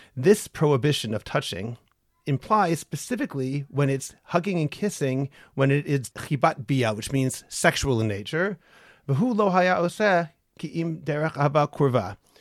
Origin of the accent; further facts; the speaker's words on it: United States; now in Israel; I am an American